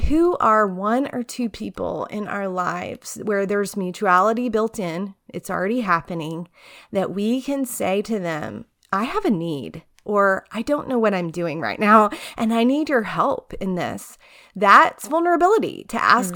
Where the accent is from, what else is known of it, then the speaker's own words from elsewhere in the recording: Tyler, Texas, United States; moved away as an adult; also born or lived in College Station, Texas; now in Charlottesville, United States; grew up in East Texas and Tyler